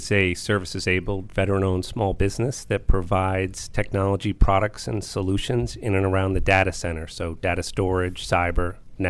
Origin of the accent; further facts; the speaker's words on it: White Plains, New York, United States; now in Virginia, United States; I grew up in White Plains, New York.